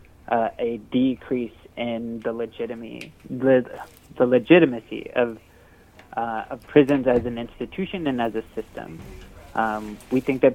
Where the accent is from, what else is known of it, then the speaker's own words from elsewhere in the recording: Bakersfield, California, United States; I grew up in Bakersfield